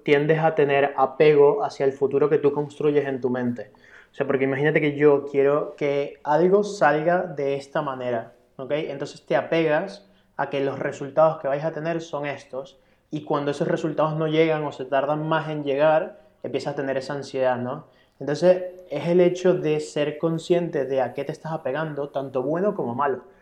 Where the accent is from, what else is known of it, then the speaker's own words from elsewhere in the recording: Venezuela; now in Spain; yo soy extranjero, vengo de Venezuela